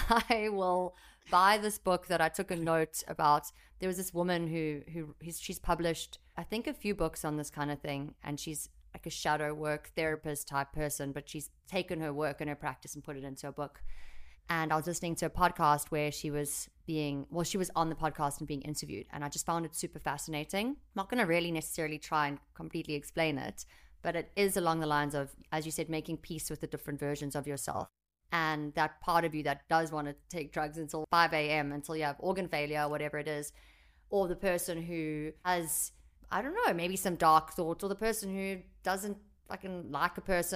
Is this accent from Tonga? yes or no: no; United Kingdom; Yeah, I'm British on me mum.